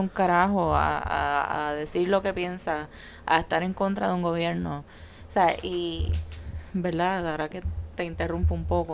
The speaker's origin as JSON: {"language": "Spanish", "country": "Puerto Rico", "said": "nosotros que somos parte de Estados Unidos"}